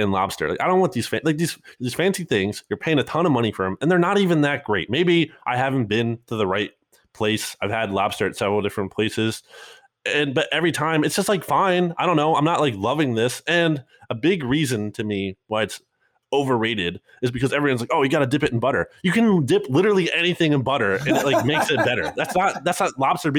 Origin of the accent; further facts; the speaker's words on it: New Jersey, United States; moved away; I grew up in New Jersey a little bit